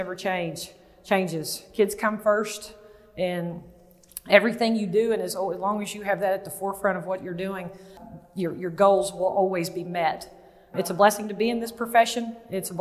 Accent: Waco, Texas, United States; I grew up in Waco, Texas

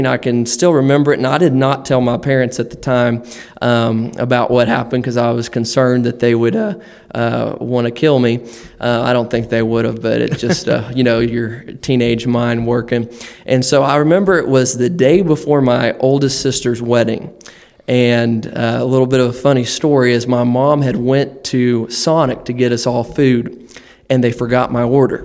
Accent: Amber, Oklahoma, United States; moved away as an adult; now in Ohio, United States; I'm from the great state of Oklahoma. grew up there. I've come from a little small town called Amber, Oklahoma, and grew up there all my life until I went to Bible school.

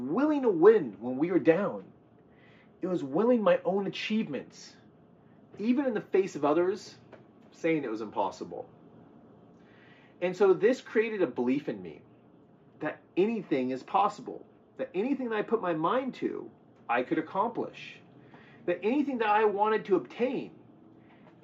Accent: California, United States; also born or lived in the American South; I was born in the South, but I was raised here in California under the sun and the sea

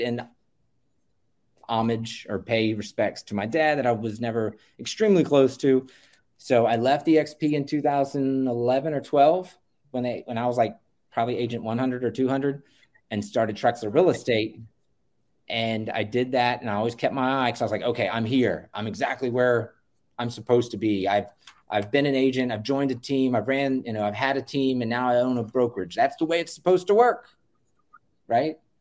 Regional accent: Virginia Beach, Virginia, United States; Virginia Beach, Virginia. Uh, it's my hometown.

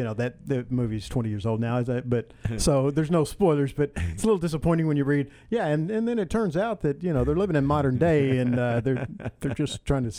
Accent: Texas, United States; growing up in Texas

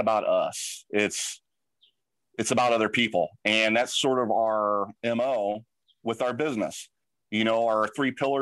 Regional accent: St. Louis, Missouri, United States; I'm from St. Louis

